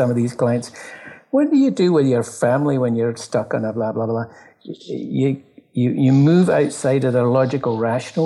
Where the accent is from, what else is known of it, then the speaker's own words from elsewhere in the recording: Glasgow, Scotland, United Kingdom; now in Toronto, Canada; I live in Toronto, I come from Glasgow